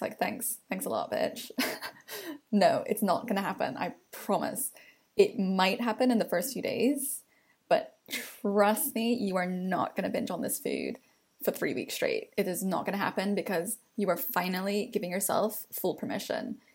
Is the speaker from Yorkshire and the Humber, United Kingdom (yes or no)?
no; London, United Kingdom; as a Londoner